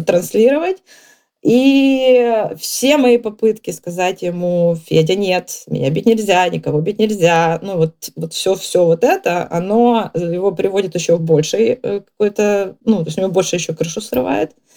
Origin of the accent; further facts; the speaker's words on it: Kyiv, Ukraine; moved away as an adult; now in England, United Kingdom; из Киева на самом деле, но а сейчас в Англии.